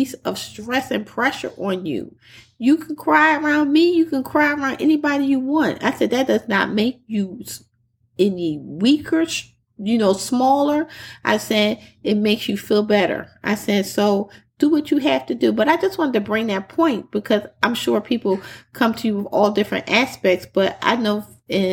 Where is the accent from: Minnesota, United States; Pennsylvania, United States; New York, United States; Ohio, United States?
Pennsylvania, United States; Philadelphia; I'm from Philly, the typical growing up in the North